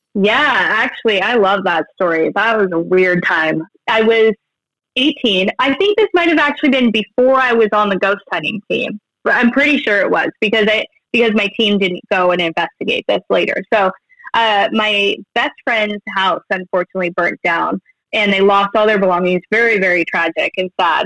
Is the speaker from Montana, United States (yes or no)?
yes; Billings, Montana, United States; I'm from Billings, Montana